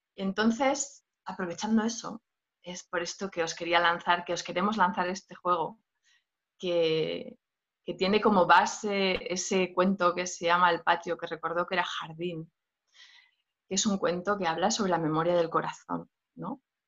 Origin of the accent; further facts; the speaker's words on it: Asturias, Spain; yo nací en una aldeíta, en Asturias, a salvajada completamente